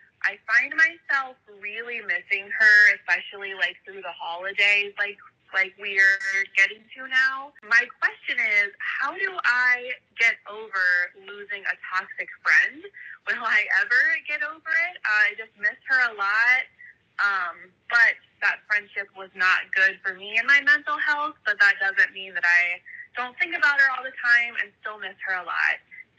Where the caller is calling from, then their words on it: Cincinnati, Ohio, United States; I am from Cincinnati, Ohio.